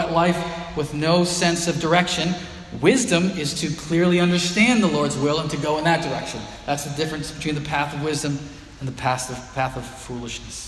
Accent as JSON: {"language": "English", "town": "Haverhill", "region": "Massachusetts", "country": "United States", "tie": "born or raised there", "said": "Cornell Road where I grew up here in Haverhill"}